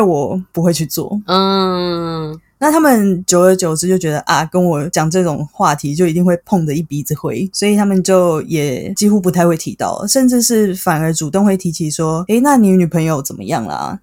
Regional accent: Taipei, Taiwan; 像我这种土生土长的台北人

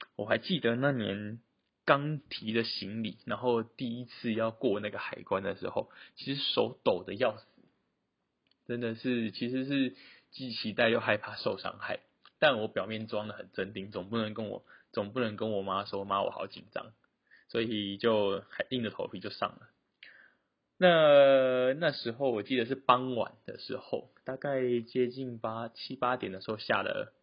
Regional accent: Taiwan; moved away as an adult; 我是台湾人

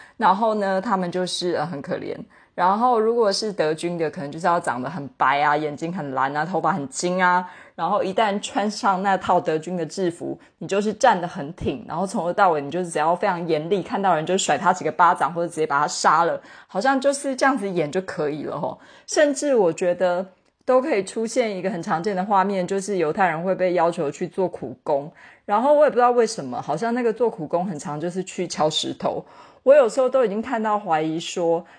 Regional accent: Taiwan; 身为台湾人

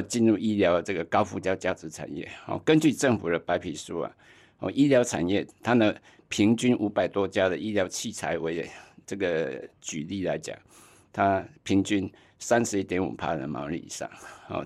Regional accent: Tainan, Taiwan; moved away; also born or lived in Taipei; 我老家在台南

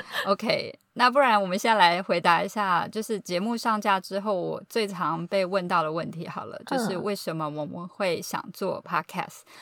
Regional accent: Taiwan; moved away as an adult; also born or lived in California; now in Boston, United States; 然后我从小呢就是在台湾长大求学，那之前啊曾经居住在加州五年，也有在加州念书。那现在呢就是居住在美国东岸的波士顿。

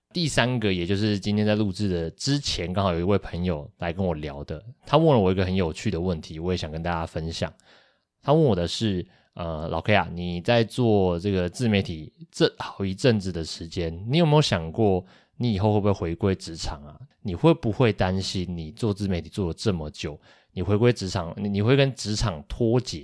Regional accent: Kaohsiung, Taiwan; 我们两个都是高雄人

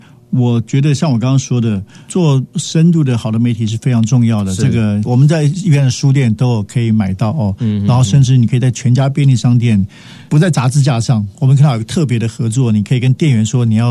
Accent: Taiwan; 它的确反映我们台湾人不同族群、不同地区的生活方式跟文化价值嘛，

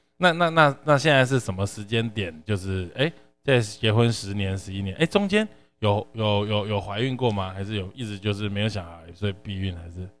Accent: Yunlin County, Taiwan; 就是因为你知道我们都是云林人嘛

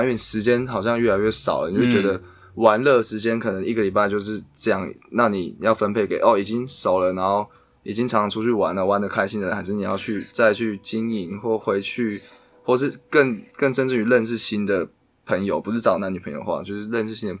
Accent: Taitung County, Taiwan; 没有台东，我台东人，好不好？我身份证号是那个 V 开头的，

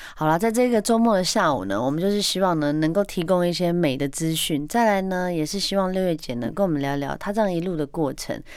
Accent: Taiwan; 我们台湾

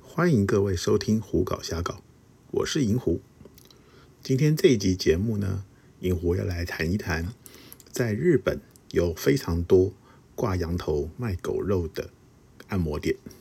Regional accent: Taiwan; 其实我是台湾来的，我也会说中文

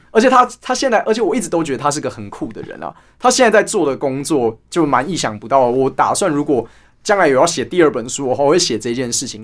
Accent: Taipei, Taiwan; 我们家的那一站是，啊，其实就是中正纪念堂站啊

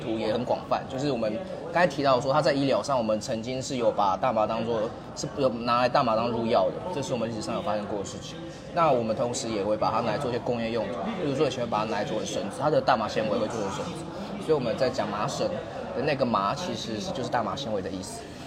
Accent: Kaohsiung, Taiwan; 我是来自高雄的

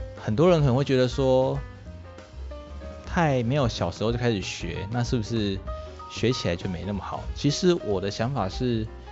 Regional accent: Tainan, Taiwan; 我是一个一九九二年出生，现年刚突破二十八岁大官的台南人

